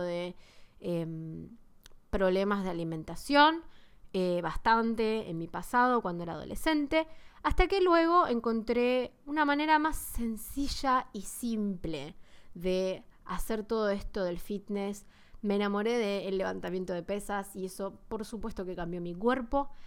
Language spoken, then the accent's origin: Spanish; Buenos Aires, Argentina; first language Spanish; Soy de Argentina, de Buenos Aires.